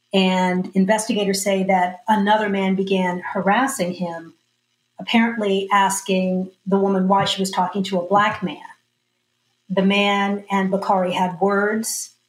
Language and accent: English; Austin, Texas, United States; You know, I grew up here in Austin